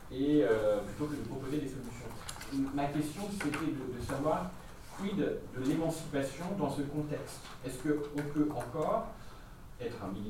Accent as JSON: {"language": "French", "town": "Vénissieux", "region": "Auvergne-Rhône-Alpes", "country": "France", "said": "moi je viens des Maguettes. C'est un quartier"}